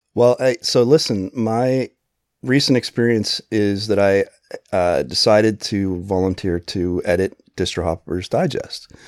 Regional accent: Pennsylvania, United States; moved away; also born or lived in New Jersey; I grew up in Pennsylvania and then we lived in New Jersey

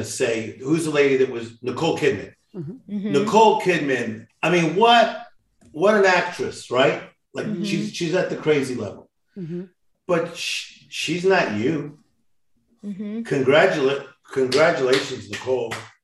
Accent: Compton, California, United States; from Compton

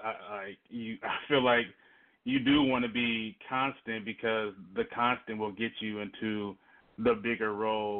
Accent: the South, United States; I'm from the South as well

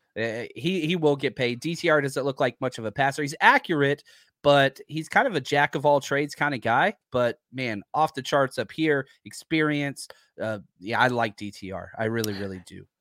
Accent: Texas, United States; I'm from Texas

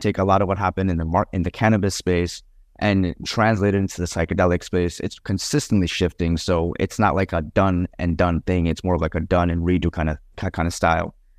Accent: Colombia; I come from Colombia

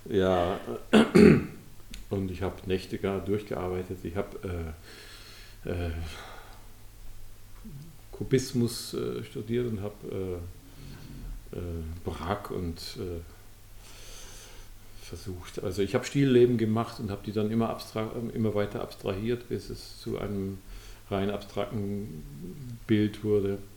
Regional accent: Passau, Bavaria, Germany; in, pa in Passau, wo ich herkomme, gab es auch bibliotheksmäßig eher wenig, was man über Kunst erfahren konnte.

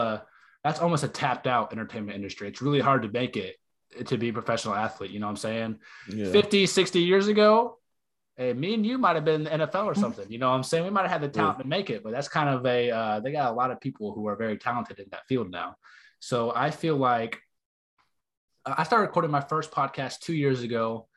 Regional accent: Texas, United States; also born or lived in North Carolina; I'm from the South too. I mean, I'm from Texas and North Carolina.

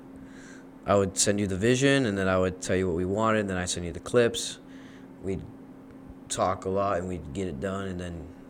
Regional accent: Dallas, Texas, United States; I'm also from Dallas.

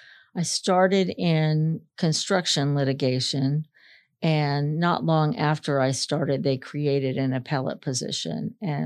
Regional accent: Florida, United States; My dad, initially, when we went to the Space Coast, worked for IBM.

